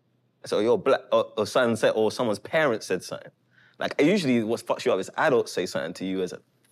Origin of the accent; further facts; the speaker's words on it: England, United Kingdom; It just reminds you of being a kid in England.